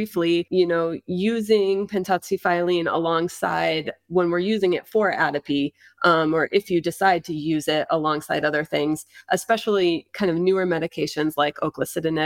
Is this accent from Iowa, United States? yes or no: yes; Iowa, United States; also born or lived in Nevada; now in Las Vegas, United States; We're from Iowa originally